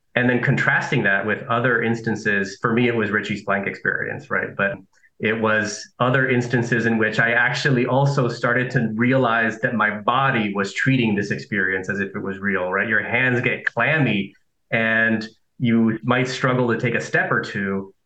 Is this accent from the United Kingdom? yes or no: no; Nicaragua; also born or lived in Southern California; now in United States; I am an immigrant to the US, right? I'm from Nicaragua, that I lived in Southern California